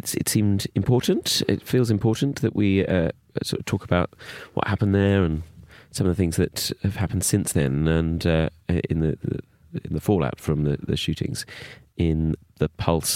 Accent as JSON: {"language": "English", "town": "Bromley", "region": "London", "country": "United Kingdom", "tie": "born or raised there", "said": "when I grew up in Bromley"}